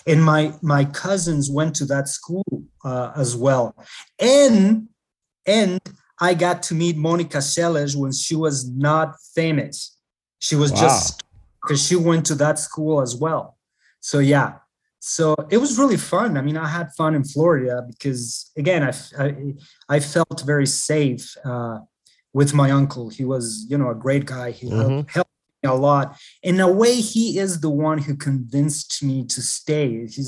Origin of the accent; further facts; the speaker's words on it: Andes, Bolivia; now in United States; It's landlocked, and I come from the Andes. I come from the mountains.